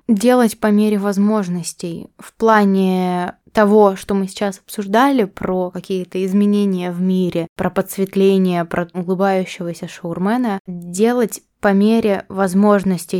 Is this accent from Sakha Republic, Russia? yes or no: no; Omsk, Omsk Oblast, Russia; now in Saint Petersburg, Russia; я росла в этой среде, вот я росла в Омске